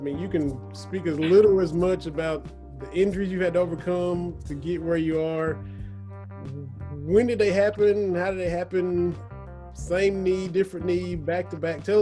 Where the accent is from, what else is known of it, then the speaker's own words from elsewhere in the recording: Lynch, Kentucky, United States; I'm born and raised just a hop and a jump down from y'all. I'm from Harlan County, from over in Lynch. Went to Cumberland High School